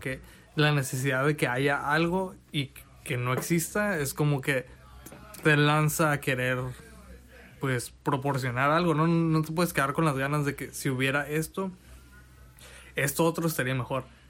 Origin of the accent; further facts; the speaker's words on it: Mexico; como mexicanos rechazamos lo que está siendo creado en nuestro propio mm, idioma